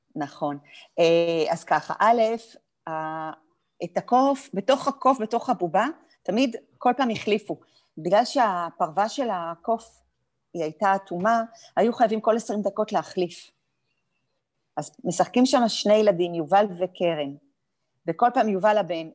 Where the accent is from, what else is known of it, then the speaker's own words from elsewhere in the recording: Afula, Northern District, Israel; היינו יחד בעמק יזרעאל, גדלנו